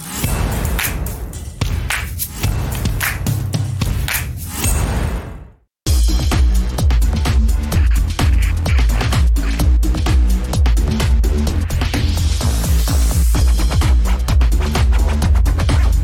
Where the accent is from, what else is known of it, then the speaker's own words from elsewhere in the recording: Atlanta, Georgia, United States; moved away; I grew up in Atlanta for 30 years